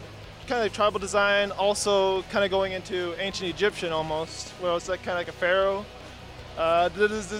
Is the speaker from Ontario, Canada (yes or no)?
yes; Toronto, Ontario, Canada; Toronto, Canada.